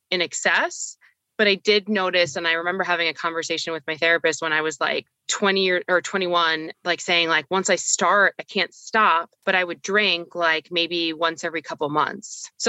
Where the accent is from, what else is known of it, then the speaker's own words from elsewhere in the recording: Miami, Florida, United States; A lot of my friends growing up in Miami, it's a different kind of drinking culture, a different drug culture.